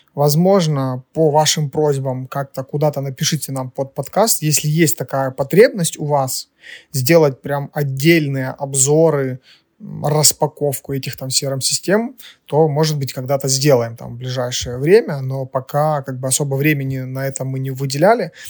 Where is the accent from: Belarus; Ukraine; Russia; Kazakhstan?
Ukraine; Мы из Украины